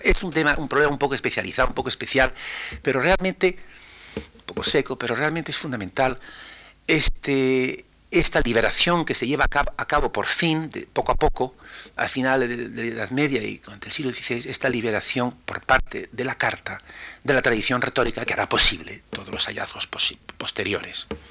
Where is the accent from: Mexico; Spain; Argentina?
Spain; como español